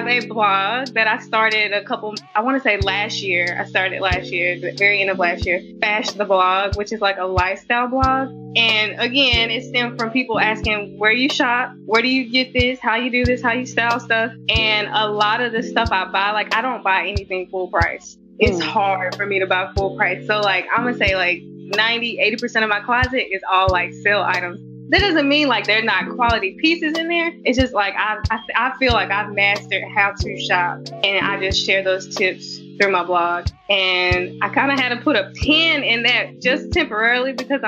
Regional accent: Laurel, Mississippi, United States; I'm from Laurel, Mississippi, born and raised. Lived in Mississippi basically my whole life.

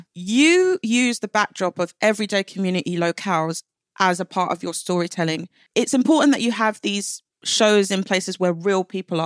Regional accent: London, United Kingdom; I grew up in East London

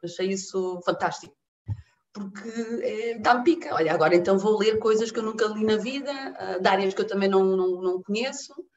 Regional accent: near Figueira da Foz, Centro, Portugal; also born or lived in Benguela, Angola; nasci em Benguela, Uh, em julho de 75, portanto, uns meses antes uh, da declaração da independência. Uh, vim muito pequenina para Portugal, vim para Portugal com, com quatro anos e, e, cresci numa aldeia, hoje em dia vila, à beira-mar, junto à Figueira da Foz

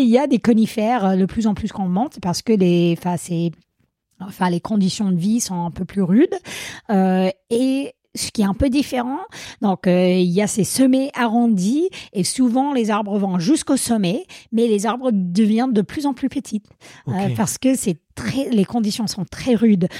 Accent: Vermont, United States; French is a second language; moved away as an adult; also born or lived in Grenoble, France; now in Servoz, France; je viens des États-Unis, l'État du Vermont plus précisément

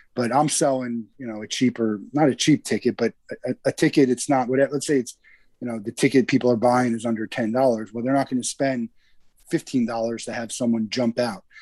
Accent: New Jersey, United States; I'm from New Jersey, so I've i I grew up in the cold

